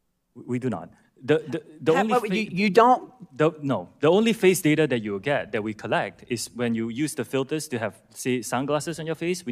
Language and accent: English; Singapore; I'm Singaporean.